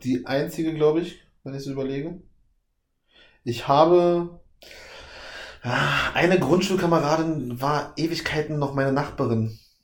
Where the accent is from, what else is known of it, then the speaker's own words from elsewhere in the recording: Berlin, Germany; Ich bin auch im Osten aufgewachsen, also Osten Deutschlands aufgewachsen. Mhm. West-Berlin, Ostdeutschland.